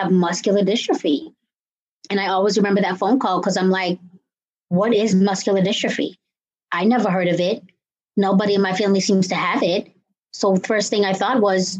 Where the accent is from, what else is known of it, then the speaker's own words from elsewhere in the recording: Cambridge, Massachusetts, United States; I'm from Cambridge, Massachusetts